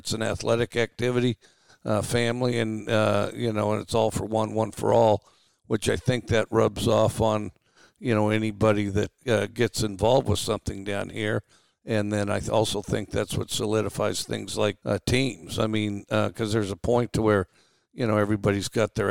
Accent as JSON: {"language": "English", "region": "Wyoming", "country": "United States", "tie": "born or raised there", "also_born_or_lived": "Valdosta, Georgia / Daphne, Alabama", "moved": "yes", "lives_now": "Starkville, United States", "said": "I grew up in Wyoming"}